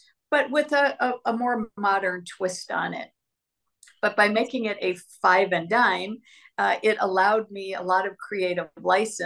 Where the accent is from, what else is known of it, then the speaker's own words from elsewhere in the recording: Midwest, United States; also born or lived in Los Angeles; now in Sonoma, United States; I grew up with one in the Midwest called Kresge's